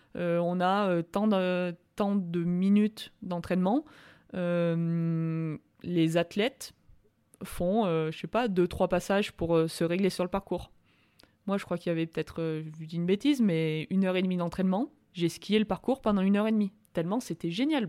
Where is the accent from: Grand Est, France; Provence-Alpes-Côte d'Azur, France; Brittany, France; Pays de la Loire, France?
Provence-Alpes-Côte d'Azur, France; Orcières; also born or lived in Montpellier; now in Albertville, France; je suis de Montpellier, je suis né à Montpellier, j'ai ma famille à Montpellier, mais j'ai vraiment grandi à Orcières